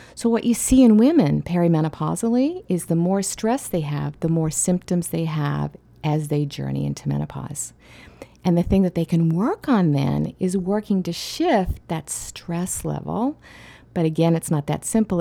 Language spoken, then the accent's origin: English; Australia; I grew up in Australia, and I spent a lot of time in Aboriginal caves